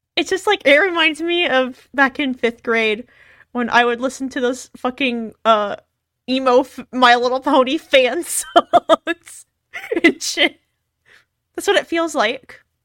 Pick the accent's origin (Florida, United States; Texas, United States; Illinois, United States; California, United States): Texas, United States; growing up because of where I'm from. Since I'm from Texas